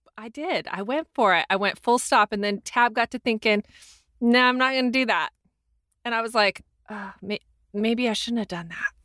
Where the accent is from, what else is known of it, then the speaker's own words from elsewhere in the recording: Ventura, California, United States; I was from Ventura.